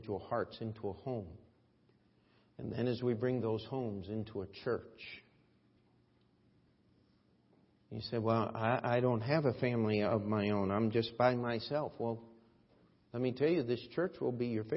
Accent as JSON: {"language": "English", "country": "United States", "said": "As an American"}